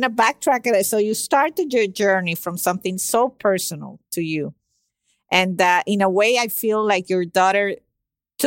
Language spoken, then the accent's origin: English; Venezuela; now in Miami, United States; I was born in Venezuela